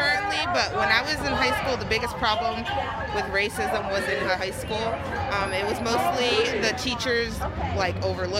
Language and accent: English; Brattleboro, Vermont, United States; I'm from Brattleboro, Vermont